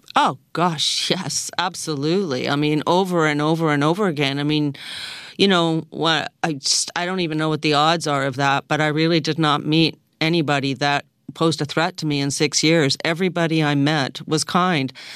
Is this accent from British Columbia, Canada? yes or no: no; Toronto, Ontario, Canada; I was born in Toronto